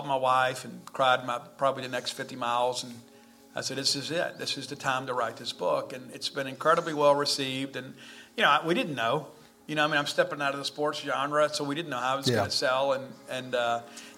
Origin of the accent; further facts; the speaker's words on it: South Mississippi, United States; growing up in South Mississippi